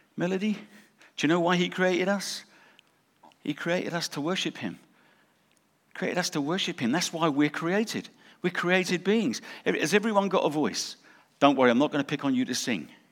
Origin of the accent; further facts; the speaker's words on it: England, United Kingdom; moved away; also born or lived in South Africa; we lived in South Africa, we're English, we went to South Africa, got, got saved and came here.